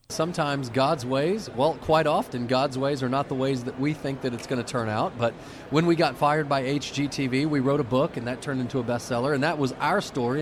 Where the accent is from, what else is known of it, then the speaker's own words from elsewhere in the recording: Dallas, Texas, United States; we grew up in Dallas, Texas